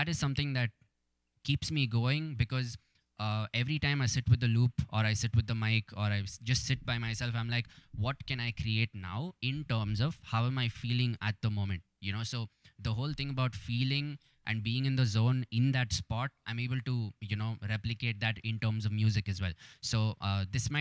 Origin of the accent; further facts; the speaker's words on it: Bengaluru, Karnataka, India; has represented my city